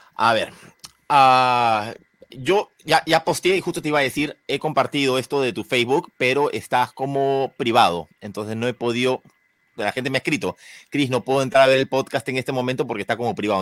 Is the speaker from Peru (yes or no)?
yes; Peru; yo soy peruano